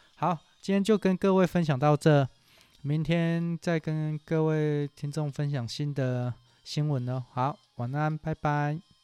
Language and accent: Chinese; Taiwan; 我们台湾人